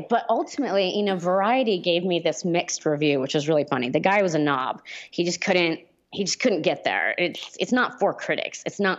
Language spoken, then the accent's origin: English; Hollywood, California, United States; I grew up in Hollywood.